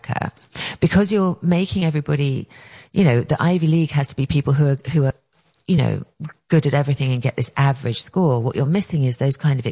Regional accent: England, United Kingdom; moved away as an adult; now in United States; I grew up in England

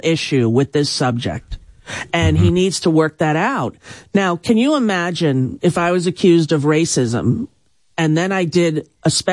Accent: Long Island, New York, United States; growing up on Long Island

